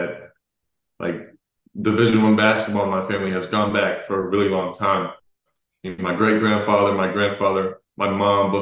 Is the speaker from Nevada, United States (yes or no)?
no; Dallas, Texas, United States; I'm from Dallas. I grew up watching the Mavs